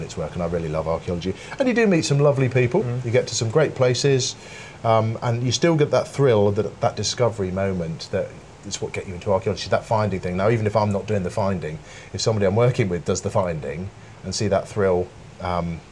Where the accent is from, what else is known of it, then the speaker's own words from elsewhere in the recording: Bradford-on-Avon, South West England, United Kingdom; I grew up in Wiltshire, in a town called Bradford-on-Avon